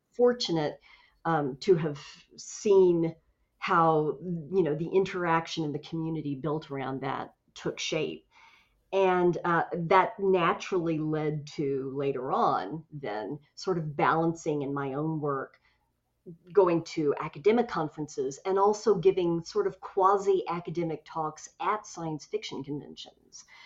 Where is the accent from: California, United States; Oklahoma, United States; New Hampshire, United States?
Oklahoma, United States; Tulsa; my hometown of Tulsa, Oklahoma